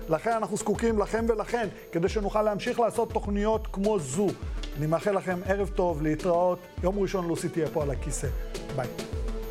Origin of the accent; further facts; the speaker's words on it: Israel; also born or lived in Baghdad, Iraq; אני לא יליד הארץ, אני התחנכתי... צמחתי בארץ, הגעתי פה ב-71